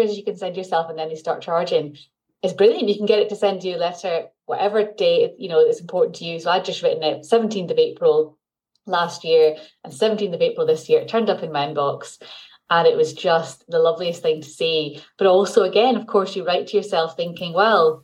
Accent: Glasgow, Scotland, United Kingdom; moved away as an adult; also born or lived in London / Cambridge / Newcastle; I've born and brought up in Glasgow, lived here until I went to uni, and then actually went to England for 10 years in London and Cambridge and Newcastle, all over, and then moved back up here when I had my first child.

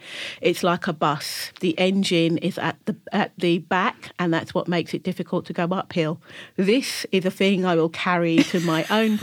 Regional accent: London, United Kingdom; I grew up in Kennington, Camberwell and Brixton

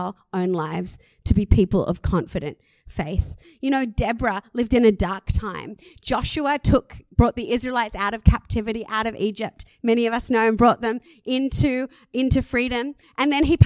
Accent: Australia; I'm an Aussie

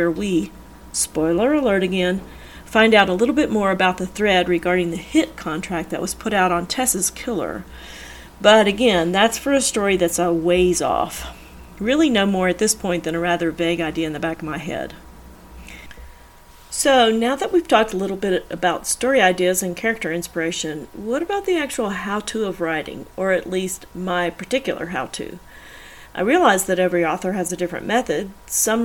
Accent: the South, United States; I am from the South

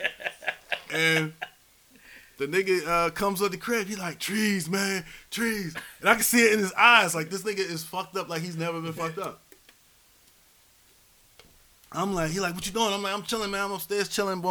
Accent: Philadelphia, Pennsylvania, United States; I'm from Philly, uptown, right by the Shelton-Montgomery border.

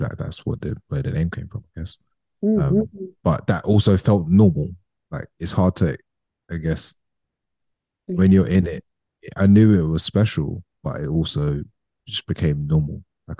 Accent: London, United Kingdom; Yeah, so I grew up in London and East London

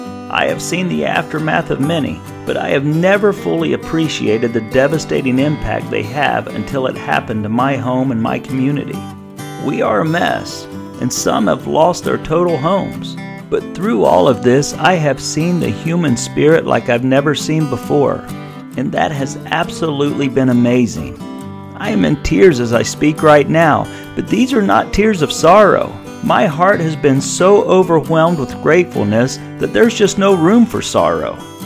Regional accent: Goshen, United States; I am a Goshen warrior. May God continue to look after my hometown.

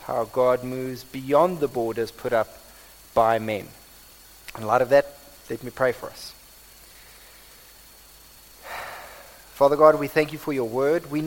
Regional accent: South Africa; accent: Afrikaans; this is probably my Afrikaans accent

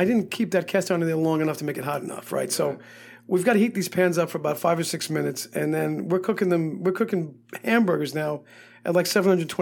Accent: New York, United States; also born or lived in Miami / California / Las Vegas; now in Hot Springs, United States; From growing up in New York and having lived in Miami and California and Las Vegas

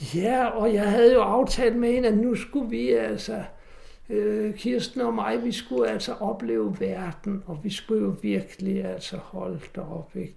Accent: Næstved, Zealand, Denmark; Jeg kommer fra Næstved

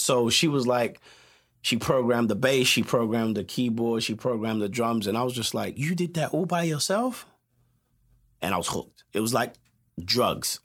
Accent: London, United Kingdom; moved away as an adult; also born or lived in Westminster / Peckham / New Cross / Tottenham; now in Los Angeles, United States; I was born in, we, at Westminster, right? And then I grew up in, uh, a place called Brockley

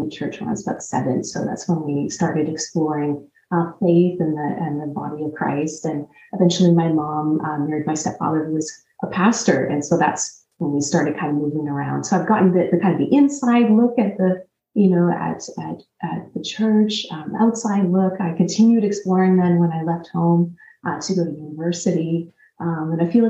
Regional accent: Canada; also born or lived in Newfoundland; I grew up in Canada

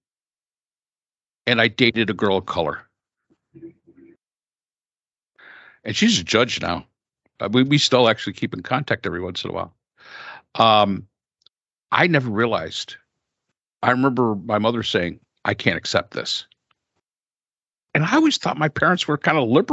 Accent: the North, in the state of New York, United States; I grew up in the North

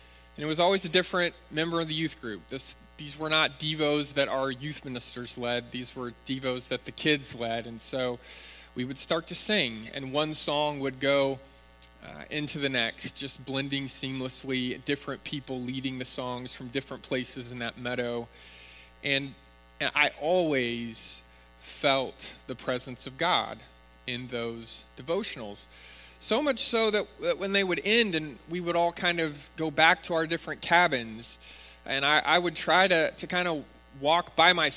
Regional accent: Northern California, United States; When I was growing up in Northern California, going to church, we always had summer Bible camp

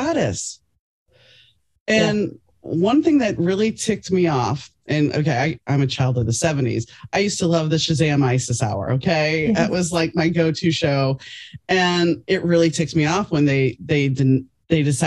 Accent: New Orleans, Louisiana, United States; growing up in New Orleans

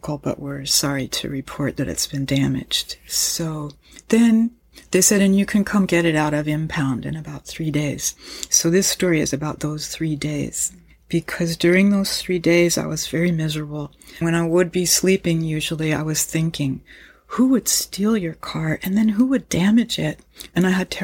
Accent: United States; I grew up in the United States of America

